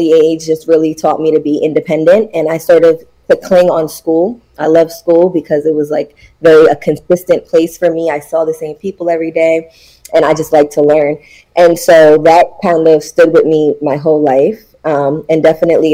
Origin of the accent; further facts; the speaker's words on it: New York City, New York, United States; I am from Brooklyn, born and raised. I grew up in Brooklyn